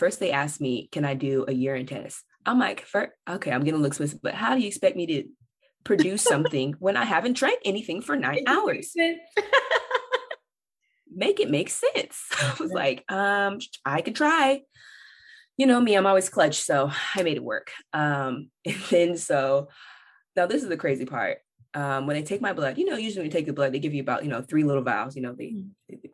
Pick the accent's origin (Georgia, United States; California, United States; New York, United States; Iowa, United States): California, United States; Bakersfield; I'm from Bakersfield, California, y'all. We are suburban